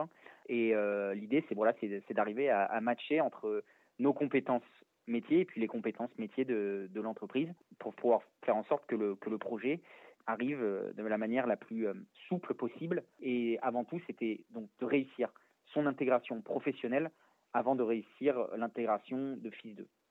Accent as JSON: {"language": "French", "town": "Valence", "region": "Auvergne-Rhône-Alpes", "country": "France", "tie": "born or raised there", "said": "je suis né à Valence euh, dans la Drôme"}